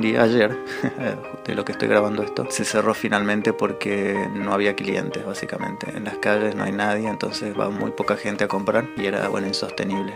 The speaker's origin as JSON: {"language": "Spanish", "region": "Salta", "country": "Argentina", "moved": "as an adult", "lives_now": "Toulouse, France", "said": "soy de Salta, pero ahora estoy viviendo en Toulouse, al sur de Francia. Hace ya dos años y medio que me vine para acá."}